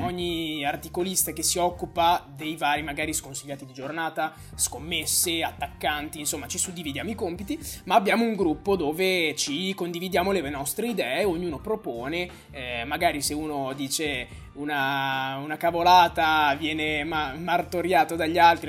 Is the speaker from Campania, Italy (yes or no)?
no; Bologna, Emilia-Romagna, Italy; io sono di Bologna